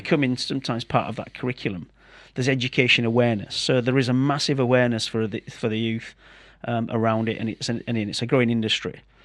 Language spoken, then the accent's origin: English; Yorkshire and the Humber, United Kingdom; I'm the thicket from Yorkshire